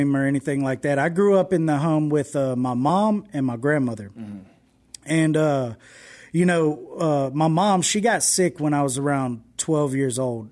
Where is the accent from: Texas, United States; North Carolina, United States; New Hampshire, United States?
Texas, United States; Houston; moved away as an adult; now in West Monroe, United States; I didn't grow up in West Monroe, Louisiana. I grew up in Houston, Texas